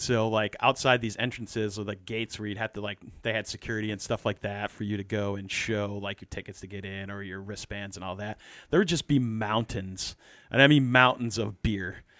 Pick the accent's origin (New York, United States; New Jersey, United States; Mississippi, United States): New York, United States; growing up in New York